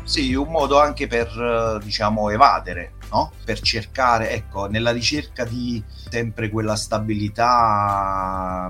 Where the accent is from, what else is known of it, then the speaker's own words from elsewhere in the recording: Pignataro Maggiore, Campania, Italy; È un paese della provincia di Caserta, in realtà è il mio paese di origine, che è Pignataro Maggiore